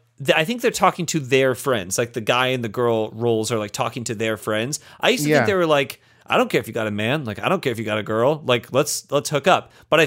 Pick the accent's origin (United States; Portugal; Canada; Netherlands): United States; Indianapolis, Indiana; I remember we called that one growing up in Indianapolis